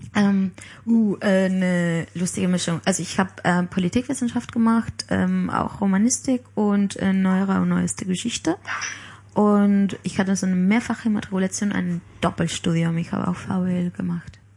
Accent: Palma, Balearic Islands, Spain; born or raised there; German is a second language; moved away

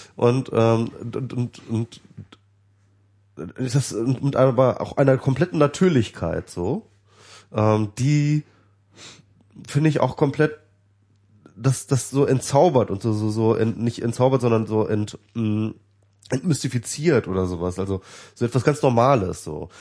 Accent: Germany; weil ich jetzt deutsch bin

